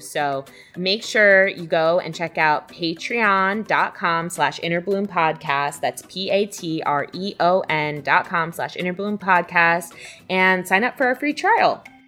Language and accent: English; United States; as an American coming